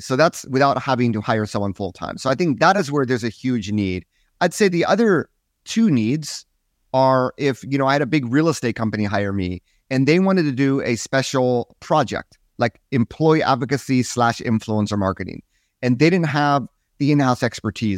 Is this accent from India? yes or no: no; United States; I'm American, so I sort of stuck out there